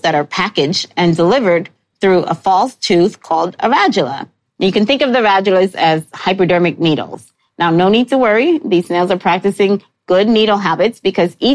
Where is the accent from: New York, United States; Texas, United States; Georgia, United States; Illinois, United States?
New York, United States; New York City; I grew up in New York City